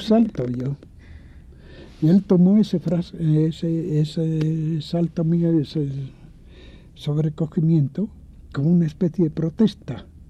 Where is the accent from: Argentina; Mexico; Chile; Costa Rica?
Mexico; moved away; also born or lived in Mallorca, Spain; soy hijo de una república, soy mexicano